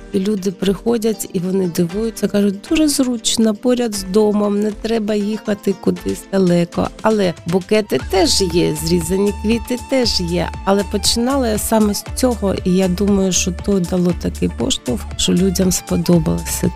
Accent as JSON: {"language": "Ukrainian", "town": "Mariupol", "region": "Donetsk Oblast", "country": "Ukraine", "tie": "born or raised there", "also_born_or_lived": "Kharkiv / Kyiv / Zaporizhzhia", "moved": "as an adult", "lives_now": "Lviv, Ukraine", "said": "Я з Маріуполя, я там народилась, я там жила."}